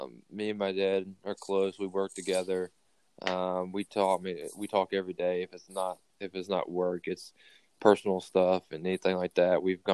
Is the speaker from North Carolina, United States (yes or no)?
yes; Kernersville, North Carolina, United States; I grew up just outside of Wake Forest in a place called Kernersville